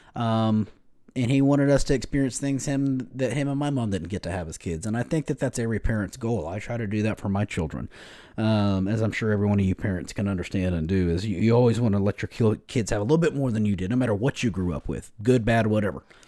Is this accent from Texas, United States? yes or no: yes; Lubbock, Texas, United States; I grew up here in West Texas, um, right here in Lubbock.